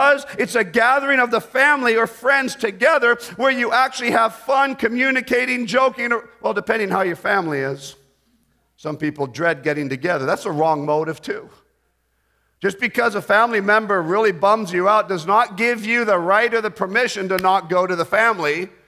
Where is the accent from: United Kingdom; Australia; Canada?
Canada; When we moved back into Canada, my mom and dad had always been part of the Baptist churches that supported us. So when we moved back to Canada, I grew up in a Baptist church.